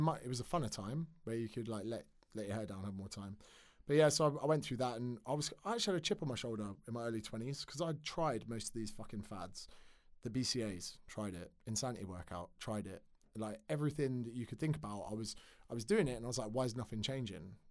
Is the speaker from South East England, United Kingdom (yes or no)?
yes; Windsor, South East England, United Kingdom; moved away as an adult; also born or lived in Surrey / Australia; grew up in Berkshire